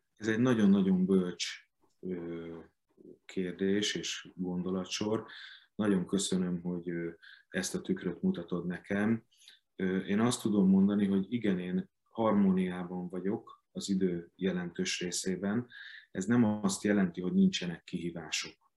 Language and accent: Hungarian; Hungary; a szülővárosomban, a Petőfi Színházban